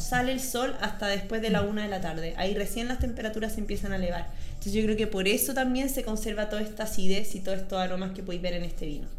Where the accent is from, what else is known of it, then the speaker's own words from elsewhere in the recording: Santiago, Santiago Metropolitan Region, Chile; also born or lived in María Pinto; yo nací en Santiago y viví en Santiago